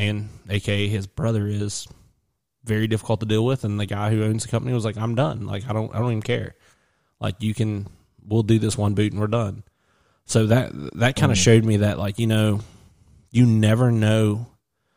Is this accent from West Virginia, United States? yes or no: yes; West Virginia, United States; I'm from West Virginia